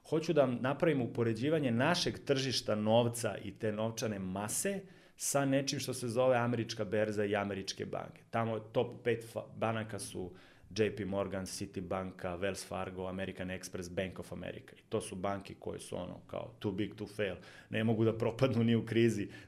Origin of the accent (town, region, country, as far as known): Serbia